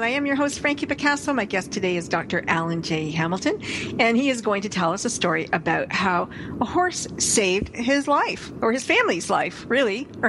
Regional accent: Austria; I'm from Austria

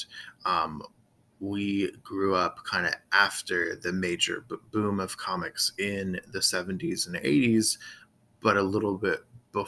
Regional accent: Florida, United States; So I grew up in Florida, a little different places in Florida, a lot of places in South Florida, but in Central Florida as well.

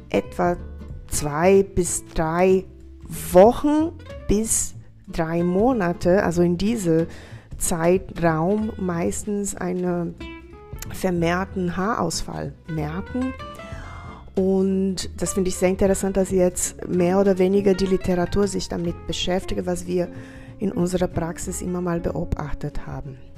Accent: Brazil; now in Bad Kissingen, Germany; Ich komme selber ursprünglich aus Brasilien

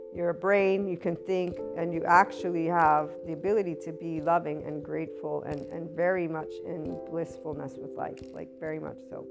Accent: United States; As an American

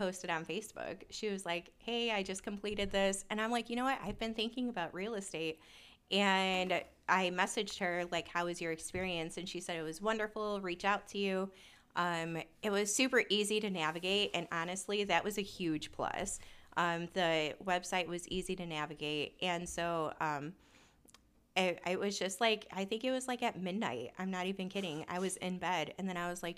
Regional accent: Chicago, Illinois, United States; I actually grew up in South Chicago

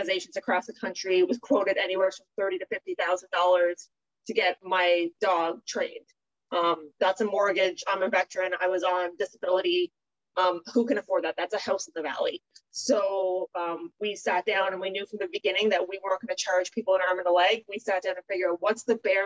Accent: Sydney, Nova Scotia, Canada; moved away as an adult; now in Petawawa, Canada; So I moved here 11 years ago. I'm originally from Sydney, Cape Breton.

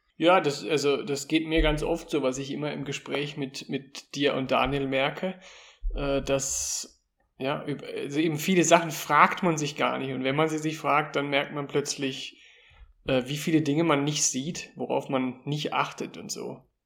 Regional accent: Germany; born or raised there; now in Austria

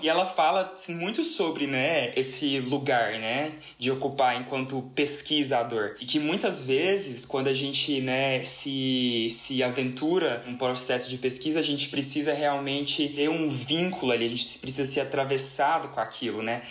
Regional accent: Uberlândia, Minas Gerais, Brazil; eu sou uberlandense, eu sou o único uberlandense legítimo desse trio aqui

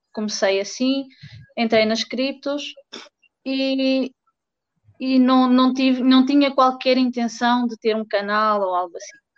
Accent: Portugal; also born or lived in Fortaleza, Brazil; uh, sou portuguesa.

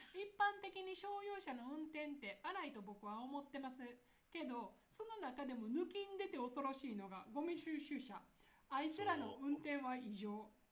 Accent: Nara, Japan; accent: Kansai dialect; 私、奈良出身

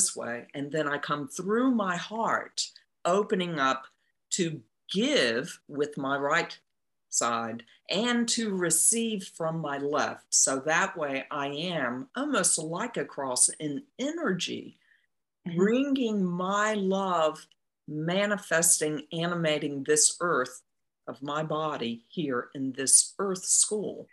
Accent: Eastern North Carolina, United States; I grew up in North Carolina, Eastern North Carolina

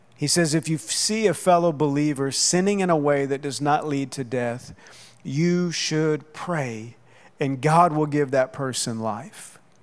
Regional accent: Oklahoma, United States; now in Southwest Florida, United States; I grew up in Oklahoma

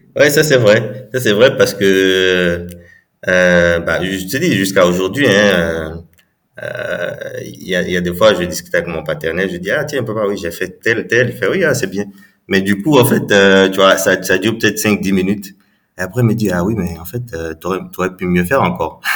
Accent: Cotonou, Littoral, Benin; j'ai grandi donc à, je suis né au Bénin à, Cotonou

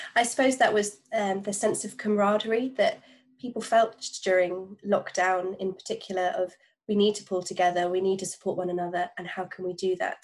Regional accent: London, United Kingdom; being a Londoner

